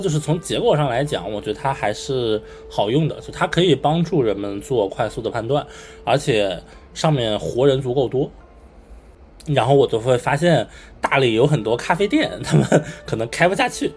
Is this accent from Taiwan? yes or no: no; Beijing, China; 我作为一个北京人啊，就是逛胡同的感觉